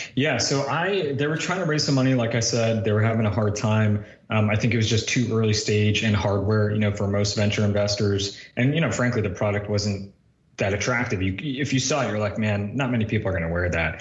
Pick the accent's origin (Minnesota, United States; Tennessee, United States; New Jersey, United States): New Jersey, United States; I grew up in New Jersey for the most part